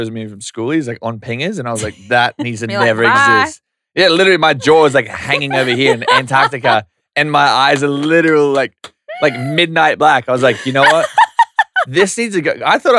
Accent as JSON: {"language": "English", "town": "Yeppoon", "region": "Queensland", "country": "Australia", "said": "I'm from Yeppoon. Central Queensland. Look it up. We're trying to put it on the map."}